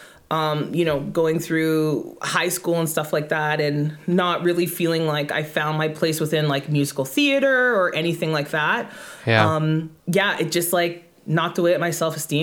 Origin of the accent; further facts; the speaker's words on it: Irma, Alberta, Canada; also born or lived in Edmonton; My hometown is Irma, Alberta